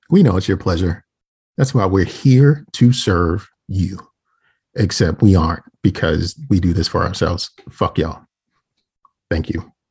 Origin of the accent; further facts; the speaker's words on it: Baltimore, Maryland, United States; I can't even say it like I'm from Baltimore anymore.